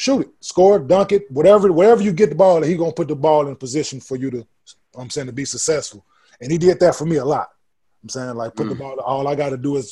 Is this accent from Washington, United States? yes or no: no; Dallas, Texas, United States; me growing up in Dallas